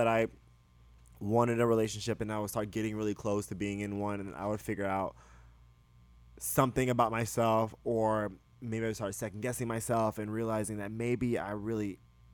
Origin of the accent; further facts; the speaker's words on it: the South, United States; moved away; I grew up in the South